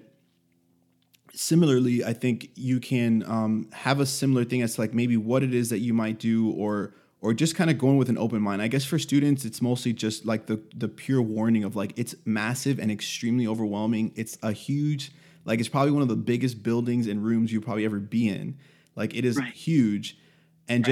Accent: Miami, Florida, United States; I'm from Miami

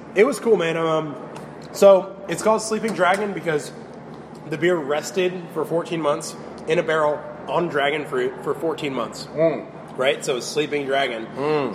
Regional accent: St. Petersburg, Florida, United States; born or raised there; also born or lived in Memphis, Tennessee

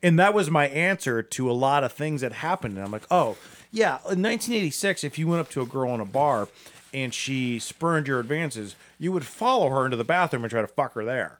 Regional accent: Akron, Ohio, United States; I'm from Akron.

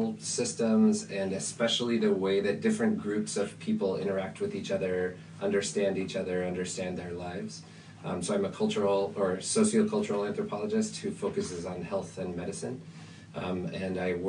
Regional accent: Spokane, Washington, United States; I grew up in Spokane, Washington, a small city surrounded by farming and wheat and apples and ranches

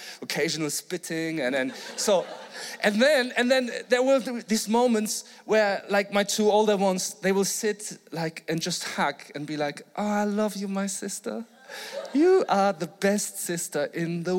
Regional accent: Flensburg, Schleswig-Holstein, Germany; I'm from Flensburg in Germany

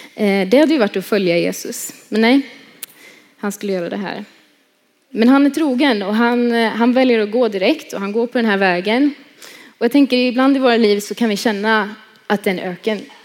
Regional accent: Tibro, Västra Götaland, Sweden; jag kommer från Tibro som ni hörde. Eh, born and raised där

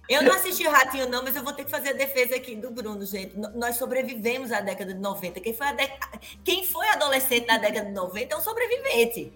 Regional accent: Campina Grande, Paraíba, Brazil; also born or lived in Belo Horizonte; aqui na Paraíba, especialmente em Campina Grande, que é, que é onde eu nasci, é a minha terra

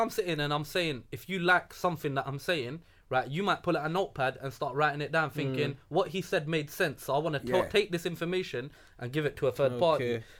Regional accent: London, United Kingdom; first language English; I'm born and bred London. Yeah. I'm born and bred. I love English. English is my first language. I don't say my mother tongue is something else. Because it's not. Because I've grown up in England. I'm born here.

